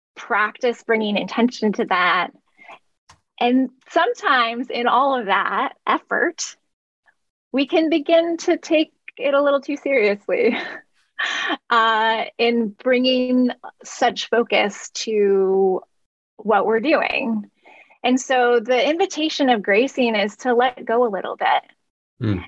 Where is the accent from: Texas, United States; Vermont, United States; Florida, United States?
Vermont, United States; I grew up on the East Coast uh, in Vermont